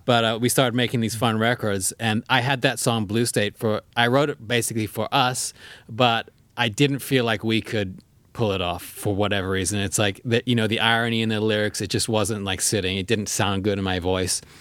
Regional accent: South Africa; now in United States; in South Africa where we grew up.

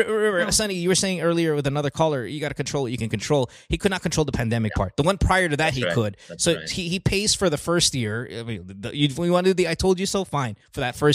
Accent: Bocaue, Bulacan, Philippines; moved away; also born or lived in Marilao; I grew up in Bulacan. Yeah, Bukawi, man. Went to school in Bulacan.

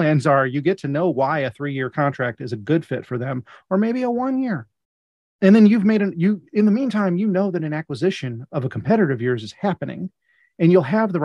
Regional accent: Midwest, United States; I'm from the Midwest

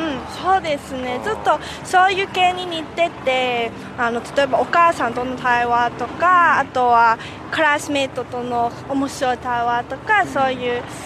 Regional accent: Hong Kong; 出身は、まあ、香港ですけれども、香港のタ台北という場所ですね。今、はまだタ台北に住んでいます。

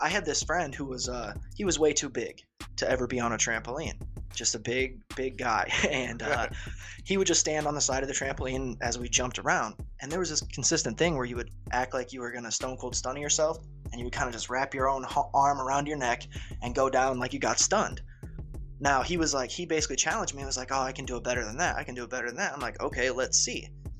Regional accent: Ireland; I am Irish, but nonetheless, my obsession with it all grew from kung fu movies as a child

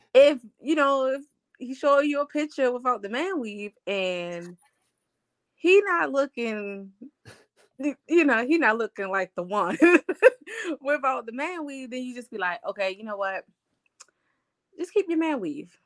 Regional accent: Baltimore, Maryland, United States; I'm from Baltimore

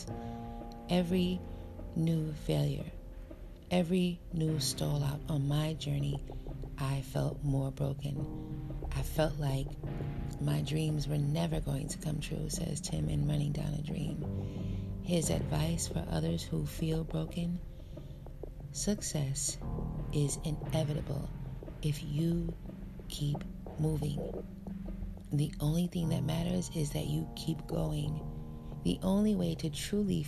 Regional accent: United States; American-born African

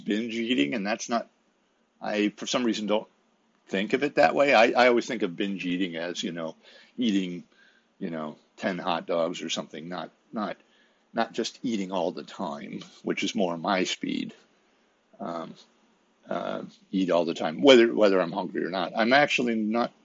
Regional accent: Midwest, United States; I'm from the Midwest and was raised in a certain environment

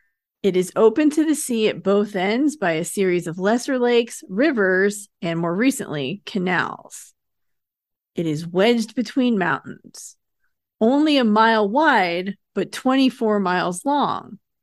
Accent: Lake Tahoe, United States; which I'm from Lake Tahoe, so that does not sound impressive to me. I'm a lake snob.

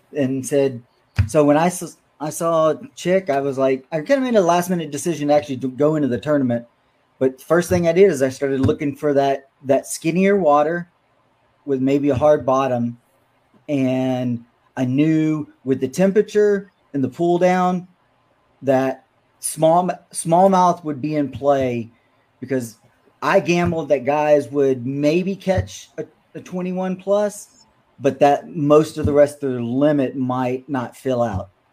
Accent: Shreveport, Louisiana, United States; also born or lived in Texas; now in Minnesota, United States; I'm from Shreveport, um, and yes, Caddo was my my home lake growing up as a kid

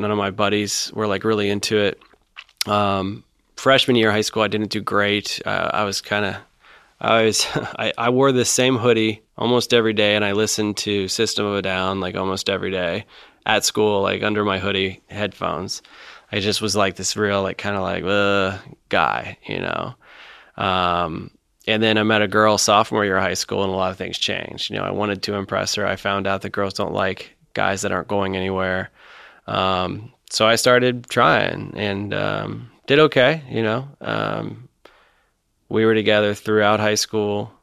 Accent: Mason, Ohio, United States; I grew up in Mason, actually. Uh, so, you know, five minutes from Kings Island, my whole upbringing

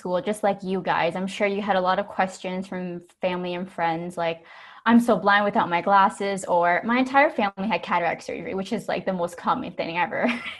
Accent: Hamilton, Ontario, Canada; So I was born and raised in Hamilton, Ontario, and I did my undergrad in biochemistry at McMaster University, and then I went to Waterloo to complete my optometry degree. Currently, I work in Brampton at iLabs

